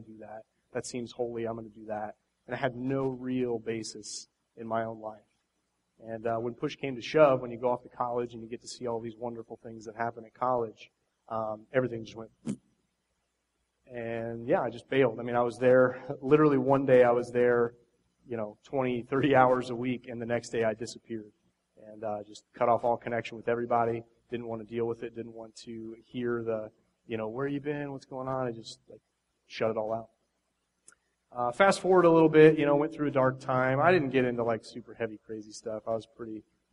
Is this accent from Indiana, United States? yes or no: yes; Indiana, United States; moved away as an adult; I grew up 20 years in Indiana. I was there for the first 20 years of my life.